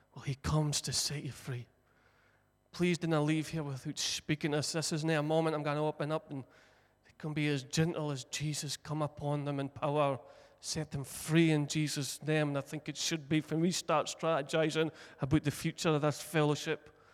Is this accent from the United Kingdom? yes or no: yes; Broch, Scotland, United Kingdom; born and bred in the Brough, broughed up